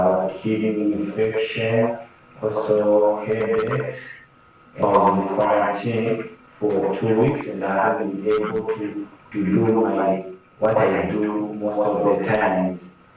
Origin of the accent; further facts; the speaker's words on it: Zambia; I am from Zambia.